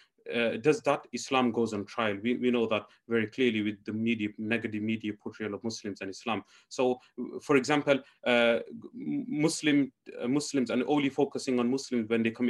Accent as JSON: {"language": "English", "town": "Leicester", "region": "East Midlands", "country": "United Kingdom", "said": "I'm from Leicester"}